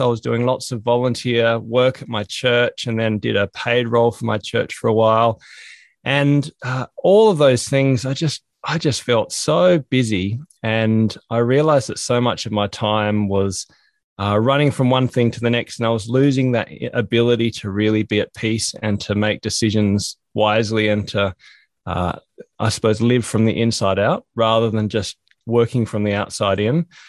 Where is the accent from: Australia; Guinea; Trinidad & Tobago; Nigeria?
Australia; also born or lived in Hobart, Tasmania; I'm from Australia